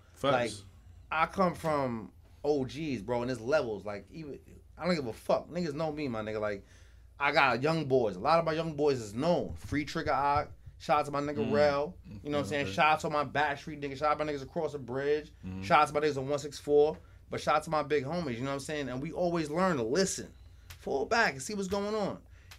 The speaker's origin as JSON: {"language": "English", "town": "Queens", "region": "New York", "country": "United States", "said": "Because we come from nothing. We come from Queens."}